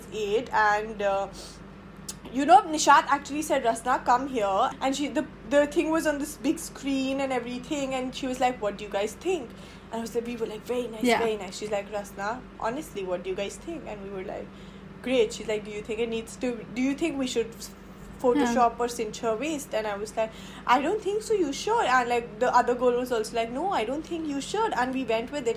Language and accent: English; Delhi, India; growing up in Delhi